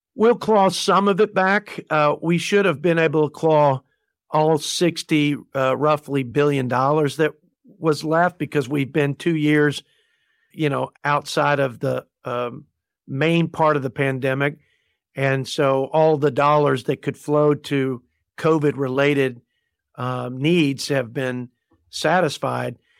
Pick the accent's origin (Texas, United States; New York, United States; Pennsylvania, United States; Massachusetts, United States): Texas, United States; Plainview; my hometown, the Plainview Bulldogs are, uh, part of the district.